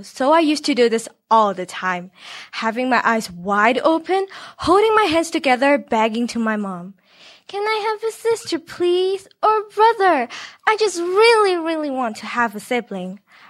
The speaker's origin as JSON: {"language": "English", "country": "Hong Kong", "tie": "born or raised there", "said": "especially growing up in Hong Kong. People don't have the energy and space to have the second kid. I was also once the only child in my family"}